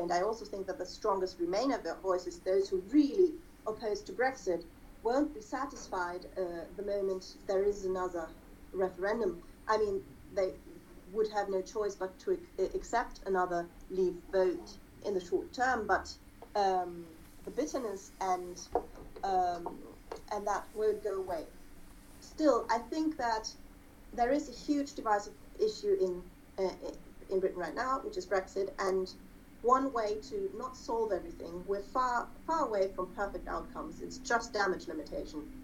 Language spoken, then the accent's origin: English; Germany; me being German and having a let's say conspicuously German last name